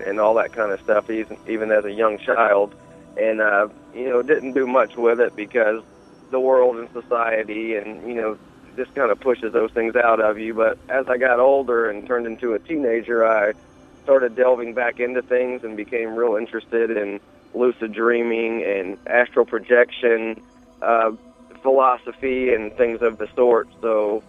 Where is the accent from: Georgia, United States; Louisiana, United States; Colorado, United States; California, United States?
Georgia, United States; Atlanta; also born or lived in Chicago, Illinois; now in Memphis, United States; I was actually raised in Atlanta, Georgia, most of my young life, and then he retired, and we moved here to Memphis, Tennessee, and I've been here ever since